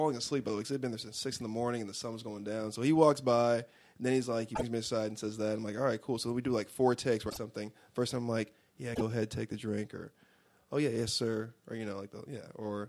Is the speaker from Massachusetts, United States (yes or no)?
no; Los Angeles, California, United States; born there; Yes, because I was born in Los Angeles, and I'm an L.A. Raider fan.